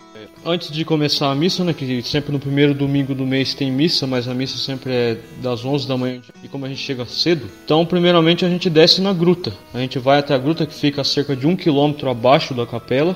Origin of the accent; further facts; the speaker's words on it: Juquitiba, São Paulo, Brazil; sou de Juquitiba, vizinho da, da de Ibiúna